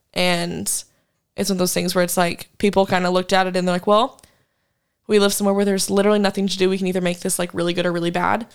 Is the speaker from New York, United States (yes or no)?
no; Wichita, Kansas, United States; moved away as an adult; now in Fort Worth, United States; my hometown back in Kansas